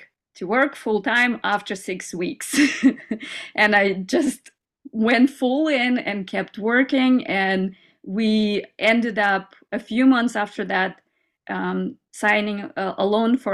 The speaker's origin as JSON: {"language": "English", "country": "Kazakhstan", "tie": "born or raised there", "also_born_or_lived": "United States", "moved": "yes", "lives_now": "Germany", "said": "I came from a little village in Kazakhstan where I grew up in Soviet times, communism and everything"}